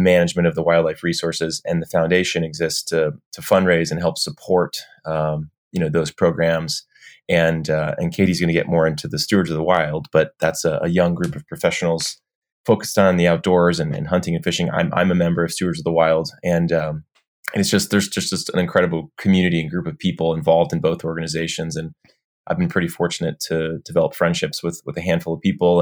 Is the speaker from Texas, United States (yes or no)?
yes; Texas, United States; in the state, which is, which is my home state